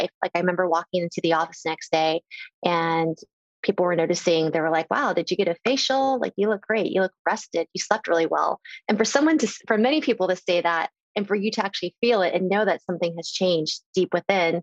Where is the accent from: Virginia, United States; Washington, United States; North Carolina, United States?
Virginia, United States; the way I was born and raised in Virginia at the time was my parents had immigrated here